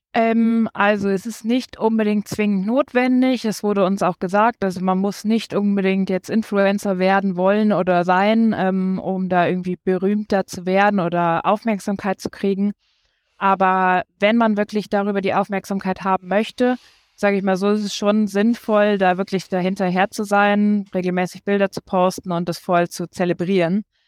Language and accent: German; Siegen, North Rhine-Westphalia, Germany; also born or lived in Düsseldorf / Nuremberg; now in Regensburg, Germany; geboren bin ich in Düsseldorf, mhm. ähm, sind dann umgezogen nach Siegen